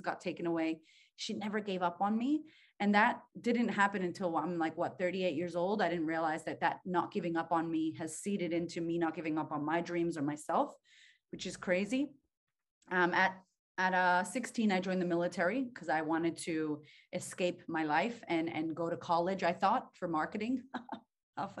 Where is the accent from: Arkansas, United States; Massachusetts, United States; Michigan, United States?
Massachusetts, United States; Boston; now in Australia; I grew up in Boston, Massachusetts, shout out to Beantown